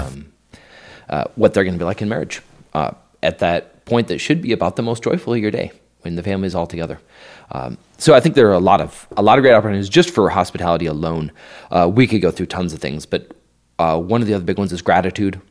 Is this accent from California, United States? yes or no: no; Idaho, United States; moved away as an adult; also born or lived in New York; now in Kansas, United States; I'm from Idaho